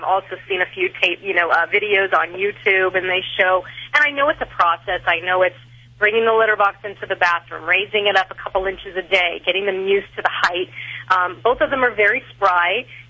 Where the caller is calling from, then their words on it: Las Vegas, Nevada, United States; I'm calling from Las Vegas.